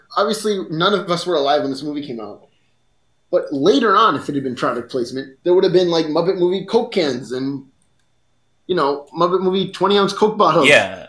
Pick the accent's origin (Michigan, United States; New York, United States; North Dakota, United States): North Dakota, United States; I'm from the American North, North Dakota, more specifically.